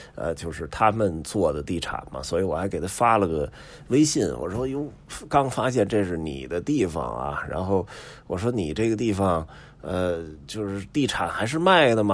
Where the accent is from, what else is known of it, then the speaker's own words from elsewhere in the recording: Beijing, China; 北京人从小在这儿长大，也没发愁过房子问题